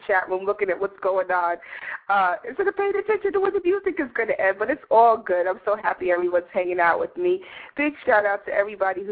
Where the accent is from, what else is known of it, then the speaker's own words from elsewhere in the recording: Passaic, New Jersey, United States; I was in the city of Passaic, New Jersey, which is my hometown